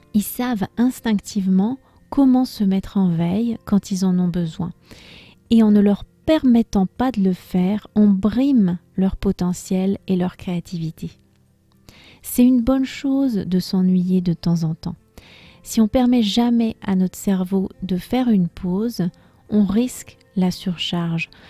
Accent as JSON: {"language": "French", "country": "France", "said": "je suis française"}